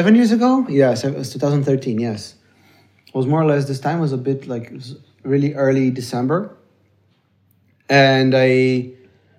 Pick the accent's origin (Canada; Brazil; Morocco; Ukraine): Brazil; moved away; growing up in Brazil, our Christmas